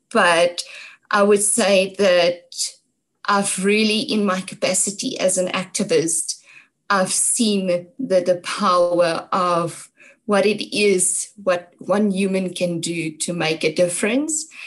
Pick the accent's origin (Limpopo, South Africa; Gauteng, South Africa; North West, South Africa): North West, South Africa; Brits; also born or lived in Mooinooi, North West; my hometown is, is Brits in, in the Northwest.